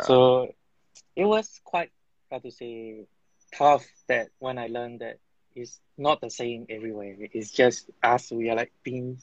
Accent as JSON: {"language": "English", "country": "Myanmar", "tie": "born or raised there", "said": "When I was a kid, it's still under the military rule. When I just started school, also, it's under the military rule."}